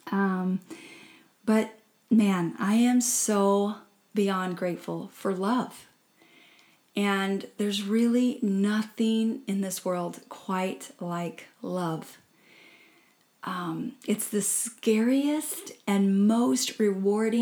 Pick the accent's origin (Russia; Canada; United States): United States; Midwest; I grew up in the Midwest working in cornfields